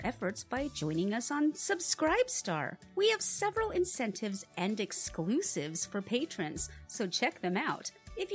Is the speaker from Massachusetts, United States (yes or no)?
no; Washington, United States; growing up in Washington State